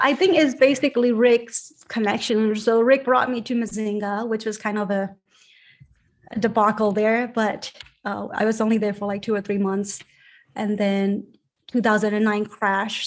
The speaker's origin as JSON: {"language": "English", "town": "Yangon", "region": "Yangon Region", "country": "Myanmar", "tie": "born or raised there", "moved": "yes", "said": "I grew up in a basically on top of a factory, my parents' factory in Rangoon, Burma"}